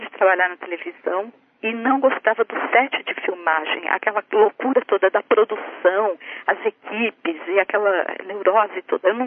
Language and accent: Portuguese; Sertãozinho, São Paulo, Brazil; also born or lived in Santa Cruz do Rio Pardo, São Paulo; E em 1963 a gente mudou para Sertãozinho, também no interior de São Paulo, lá na região de Ribeirão Preto.